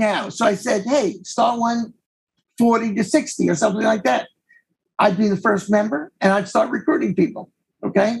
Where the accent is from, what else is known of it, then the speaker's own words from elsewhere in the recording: New York, United States; accent: New York; also born or lived in Denver, Colorado; my New York accent